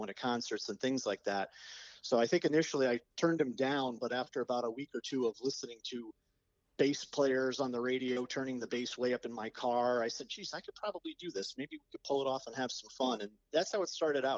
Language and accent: English; Cheshire, Connecticut, United States; We grew up in Cheshire together